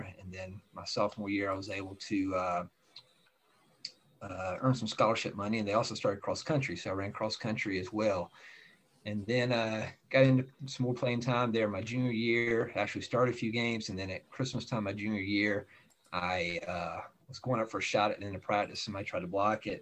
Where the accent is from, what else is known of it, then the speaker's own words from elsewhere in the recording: Greenville, South Carolina, United States; I grew up in Greenville, South Carolina.